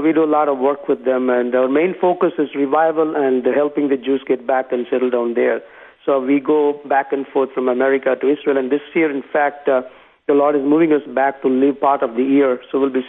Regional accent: Tamil Nadu, India; I was born and raised in South India. In India, it's the state of Tamil Nadu.

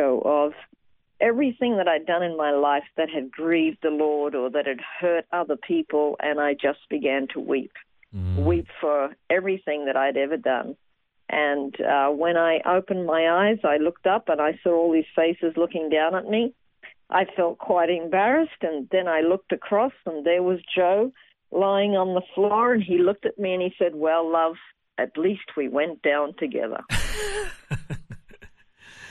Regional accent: Toowoomba, Queensland, Australia; moved away as an adult; also born or lived in Brisbane / London; now in Jerusalem, Israel; I was born in Brisbane, and I grew up mostly in Toowoomba, and I left Australia when I was 20

